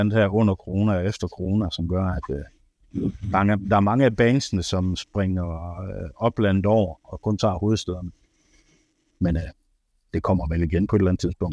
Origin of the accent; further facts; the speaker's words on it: Ribe, Southern Denmark, Denmark; now in Aarhus, Denmark; Jeg er fra Ribe af